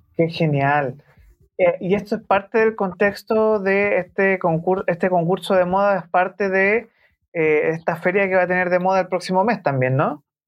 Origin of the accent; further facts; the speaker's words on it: Santiago, Santiago Metropolitan Region, Chile; siendo un santiaguino